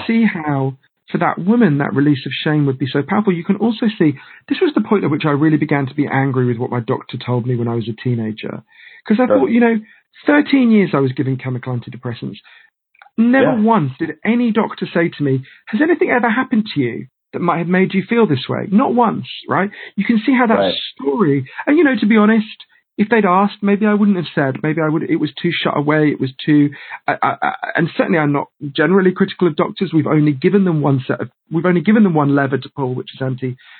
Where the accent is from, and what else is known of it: United Kingdom; also born or lived in United States